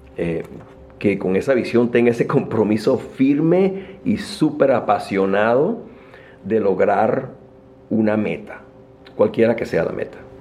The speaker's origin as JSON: {"language": "Spanish", "town": "Caracas", "region": "Capital District", "country": "Venezuela", "tie": "born or raised there", "moved": "as an adult", "lives_now": "United States", "said": "nací en Venezuela, en Caracas. Ah, mm, me estudié en la Universidad Metropolitana"}